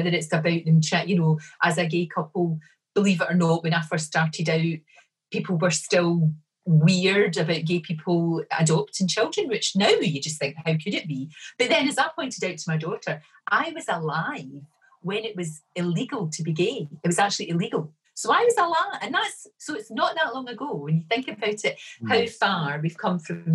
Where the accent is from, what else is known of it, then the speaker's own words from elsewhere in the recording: Glasgow, Scotland, United Kingdom; also born or lived in Bridgeton / East Kilbride; I was brought up in the Gorbals in the east end of Glasgow